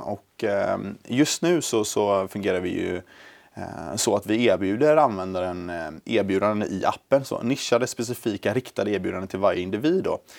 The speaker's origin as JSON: {"language": "Swedish", "town": "Gothenburg", "region": "Västra Götaland", "country": "Sweden", "moved": "as an adult", "lives_now": "Stockholm, Sweden", "said": "jag är från början från eh, Göteborg"}